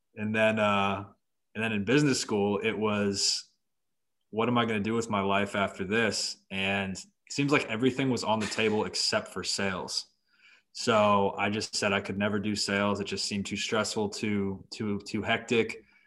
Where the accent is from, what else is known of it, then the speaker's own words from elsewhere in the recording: Boston, Massachusetts, United States; now in Florida, United States; I'm originally from Boston, so my father, um, raised us a Boston sports fan family